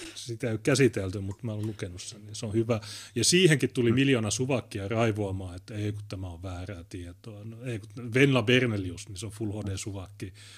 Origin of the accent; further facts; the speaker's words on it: Oulu, North Ostrobothnia, Finland; Meillä Oulussa